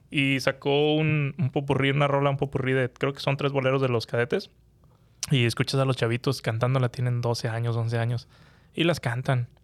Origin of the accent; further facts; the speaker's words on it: Monterrey, Nuevo León, Mexico; soy de Monterrey